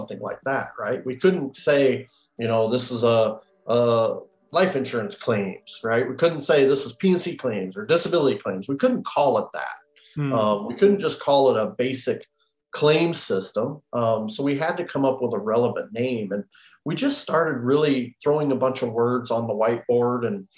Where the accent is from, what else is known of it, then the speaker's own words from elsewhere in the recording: Iowa, United States; I'm from Iowa